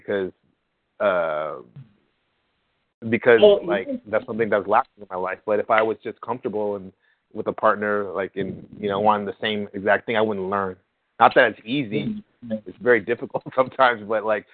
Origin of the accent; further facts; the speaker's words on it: San Jose, California, United States; San Jose, California